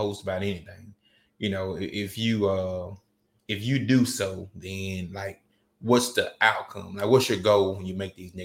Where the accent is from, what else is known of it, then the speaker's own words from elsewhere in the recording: Hazlehurst, Mississippi, United States; my hometown, the big city